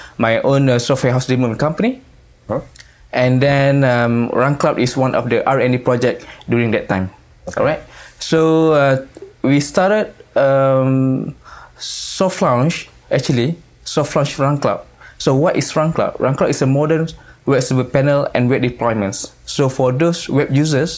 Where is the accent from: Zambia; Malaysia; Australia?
Malaysia; Johor Bahru, Johor; I'm from Malaysia. Mm-hmm. So my hometown is Johor Bahru.